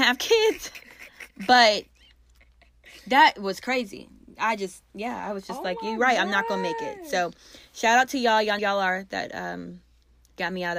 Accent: Gwinnett, Georgia, United States; I'm from Gwinnett

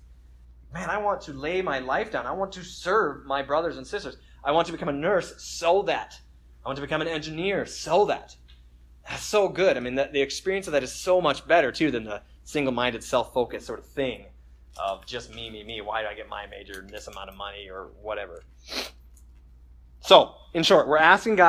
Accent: United States; as Americans

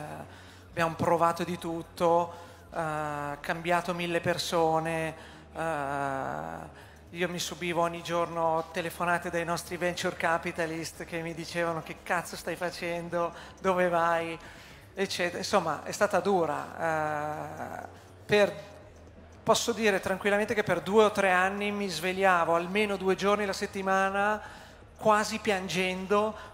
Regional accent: Milan, Lombardy, Italy; Allora, io sono di Milano, l'idea mi è venuta a Milano.

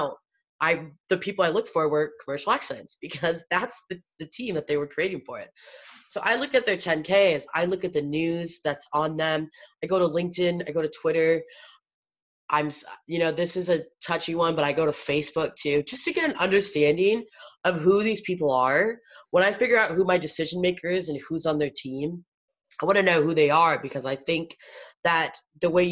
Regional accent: Iowa, United States; I was born in Iowa

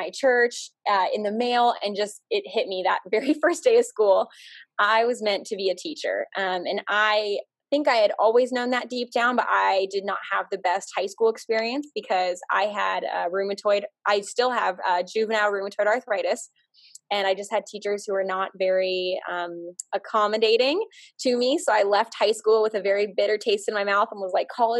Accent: Arizona, United States; moved away; also born or lived in Nebraska; I grew up in Arizona, and I went to the University of Nebraska

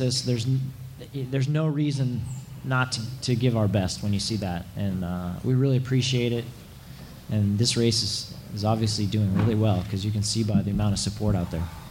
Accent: Santa Rosa, California, United States; my hometown of Santa, Santa Rosa

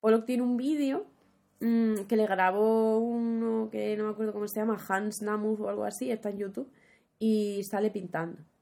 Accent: Huelva, Andalusia, Spain; había mucha falta de oferta cultural en Huelva, en mi pueblo

